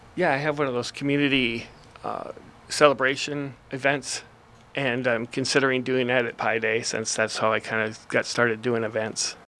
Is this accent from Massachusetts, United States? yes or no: no; Minnesota, United States; I'm from Minnesota